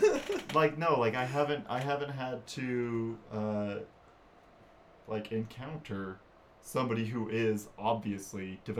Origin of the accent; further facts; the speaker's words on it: Rexburg, Idaho, United States; moved away; also born or lived in Caldwell, Idaho; I'm from Rexburg.